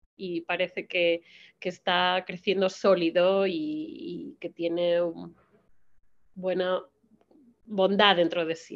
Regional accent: Spain; moved away as an adult; now in United States

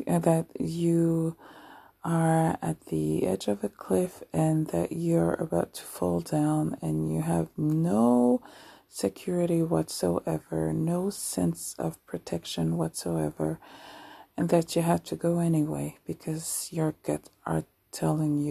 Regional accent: Paris, Île-de-France, France; moved away as an adult; now in Anjou, France; who was born and raised in Paris, France

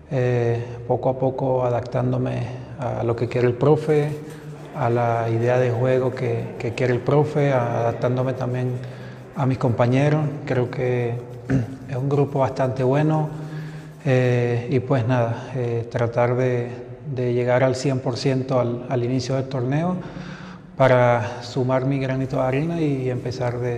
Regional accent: Venezuela; Bueno, eh, obviamente soy venezolano

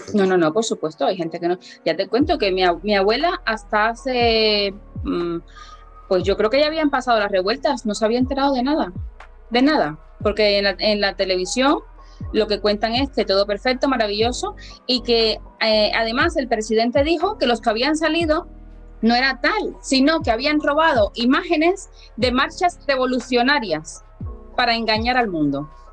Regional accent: Havana, Cuba; moved away as an adult; now in Burguillos, Spain; soy cubana, nacida en La Habana y llevo aquí 13 años

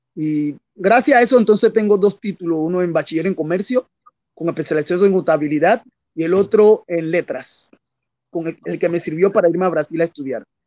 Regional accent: Colón, Panama; also born or lived in Rio de Janeiro, Brazil; soy panameño de la costa atlántica, la ciudad de Colón, la costa atlántica de Panamá, parte del Caribe panameño

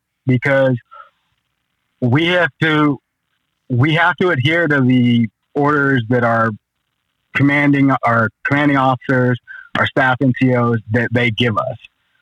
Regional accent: Okinawa, Japan; also born or lived in Germany; I was born in Germany, And from Germany, we moved to Japan, Okinawa

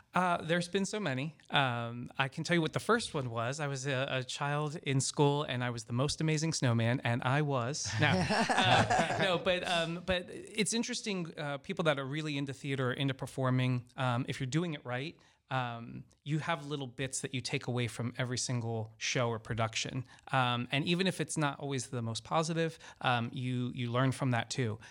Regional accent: Baltimore, Maryland, United States; also born or lived in Orlando, Florida / Los Angeles, California / Washington, D.C.; now in Florida, United States; I'm originally from Baltimore, Maryland. Um, so I'm, I'm a northerner

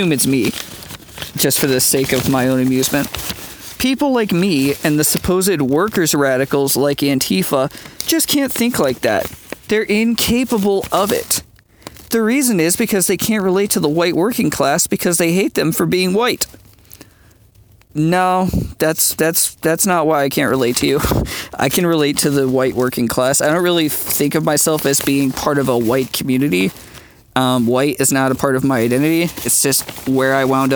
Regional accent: United States; speaking as an Irish American

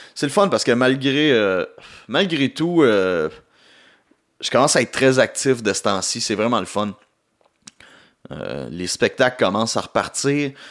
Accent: Gatineau, Quebec, Canada; de retour chez nous à Gatineau

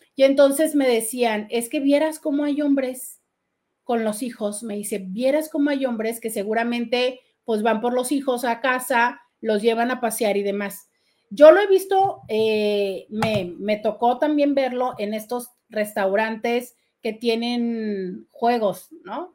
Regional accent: Mexico; nada más somos mexicanos en estos días

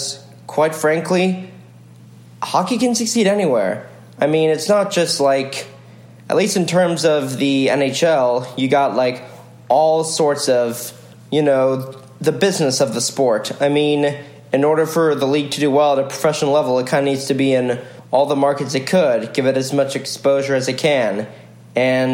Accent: Roswell, Georgia, United States; I grew up in Roswell, a few minutes from Atlanta

